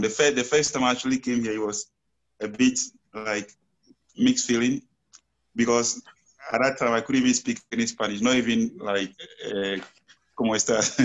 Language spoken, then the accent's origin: English; Ghana; moved away as an adult; now in Pasto, Colombia; I'm also from Ghana. I've been here for almost five years.